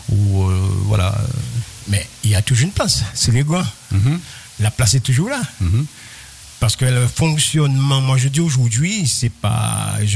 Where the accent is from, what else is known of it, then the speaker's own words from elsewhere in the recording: Trois-Rivières, Guadeloupe; Je suis de Trois-Rivières, chez euh, aux Trois-Rivières.